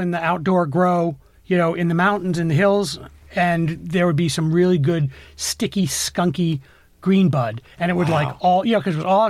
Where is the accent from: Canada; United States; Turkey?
United States; Vermont; now in Los Angeles, United States; I grew up in Vermont in the 80s and 90s.